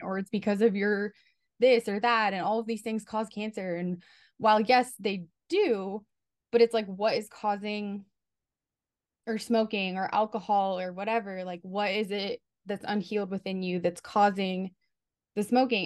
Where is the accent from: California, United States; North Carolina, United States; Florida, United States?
California, United States; Southern; moved away as an adult; now in New York, United States; I'm from Southern California, um, and I've never been to New York, and I just moved here for a job.